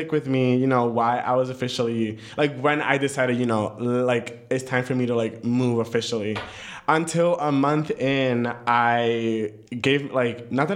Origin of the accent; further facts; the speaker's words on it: New York City, New York, United States; moved away as an adult; now in Napa, United States; the same town I grew up